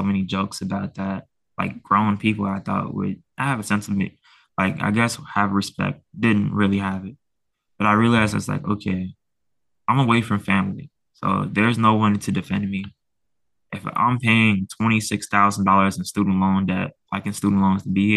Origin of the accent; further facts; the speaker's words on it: Chicago, Illinois, United States; also born or lived in Portland, Maine; I'm from Chicago.